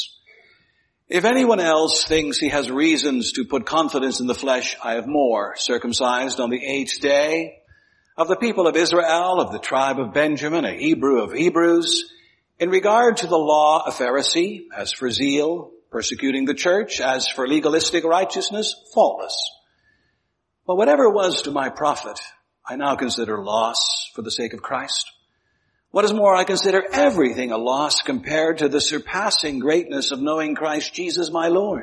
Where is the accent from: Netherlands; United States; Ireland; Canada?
Canada; Ontario; when I was growing up in Ontario, it was not all that unusual to hear people speaking about nuclear fallout